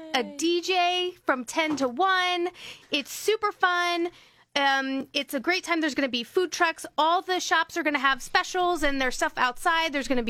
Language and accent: English; Bellefonte, Delaware, United States; I grew up in Bellefonte.